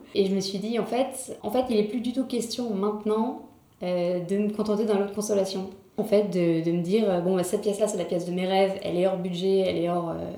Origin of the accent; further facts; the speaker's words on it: Paris, Île-de-France, France; je suis née à Paris, j'ai toujours euh, quasiment toujours vécu à Paris